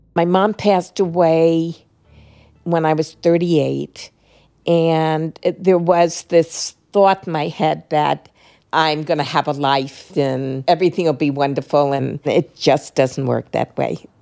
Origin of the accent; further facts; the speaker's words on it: New York City, New York, United States; I was born in Brooklyn